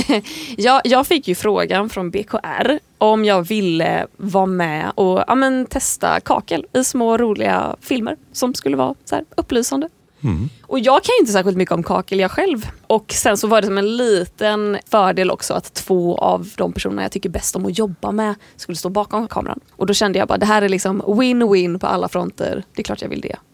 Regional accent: Landvetter, Västra Götaland, Sweden; moved away as an adult; now in Stockholm, Sweden; jag är född 1994 i Landvetter utanför Göteborg. Jag flyttade till Stockholm när jag var 19

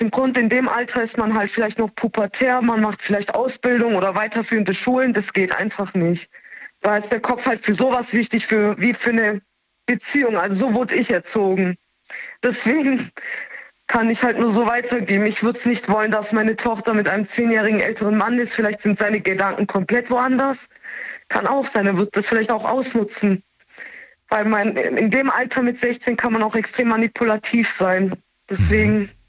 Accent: Turkey; now in Germany; ähm, er war deutsch, ich, war, ich bin ja Türkin. Das sind halt auch viele Zwiegespalten. Also kulturmäßig ist bei uns komplett anders wie bei Deutschen.

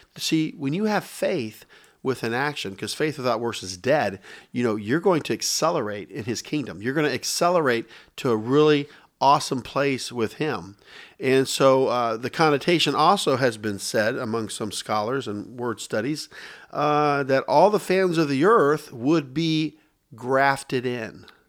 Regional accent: Tampa, Florida, United States; also born or lived in Dayton, Ohio; I relocate here

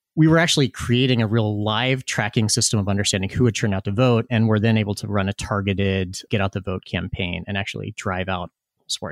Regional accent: Tazewell County, Virginia, United States; I grew up in rural Virginia. I grew up in Cole Country

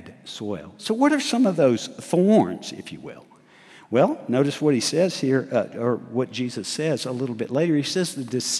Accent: Huntsville, Alabama, United States; I was raised in Huntsville, Alabama

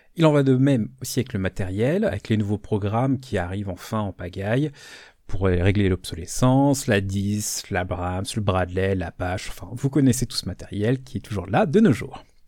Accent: France; chez nous en France

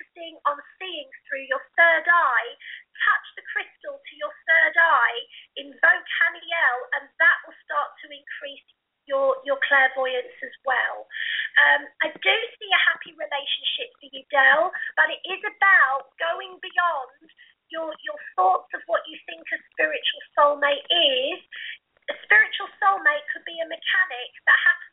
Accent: United Kingdom; I'm from Blighty. I'm from Britain.

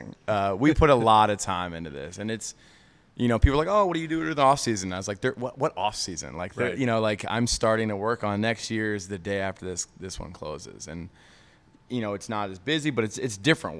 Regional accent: Atlanta, Georgia, United States; I grew up in Atlanta

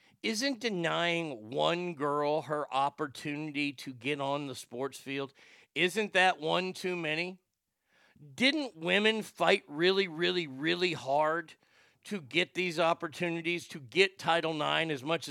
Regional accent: California, United States; As a Californian, I stand with West Virginia on this one.

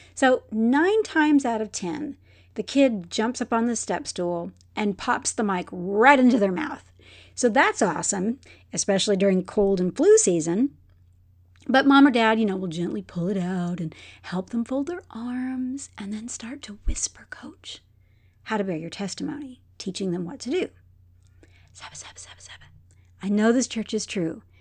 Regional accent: Texas, United States; I'm from Texas

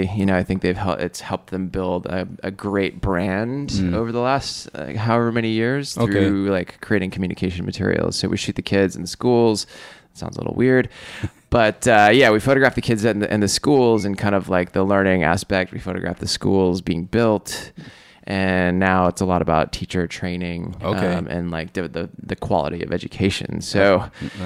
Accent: Seattle, Washington, United States; I grew up in Seattle

